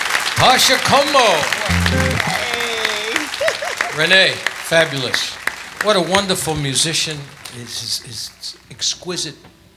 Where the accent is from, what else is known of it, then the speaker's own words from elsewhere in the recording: Hartford, Connecticut, United States; now in Las Vegas, United States; She's from Hartford, Connecticut, my hometown.